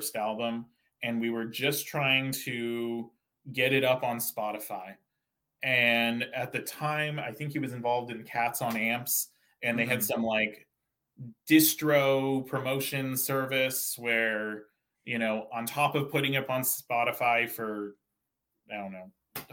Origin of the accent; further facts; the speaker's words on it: Santa Cruz, California, United States; now in Bay Area, United States; I grew up in Santa Cruz, California